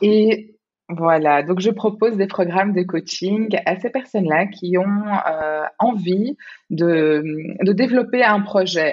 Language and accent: French; Belgium; moved away as an adult; now in Singapore; je suis belge